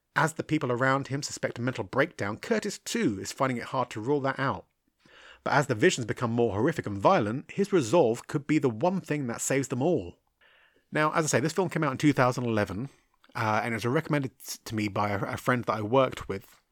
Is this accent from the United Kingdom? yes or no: yes; United Kingdom; me being a British guy, uh, Irish really, but British